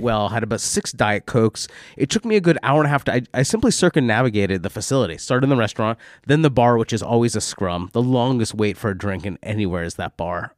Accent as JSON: {"language": "English", "region": "New York", "country": "United States", "moved": "yes", "lives_now": "London, United Kingdom", "said": "as a New Yorker"}